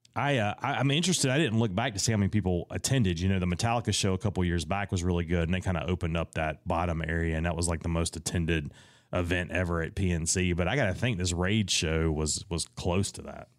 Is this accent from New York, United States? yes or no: no; Raleigh, North Carolina, United States; I'm from Raleigh, North Carolina